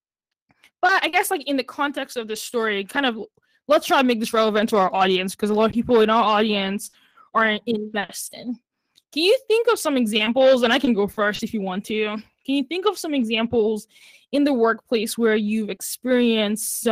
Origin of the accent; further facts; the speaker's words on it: Nigeria; now in United States; I grew up in Nigeria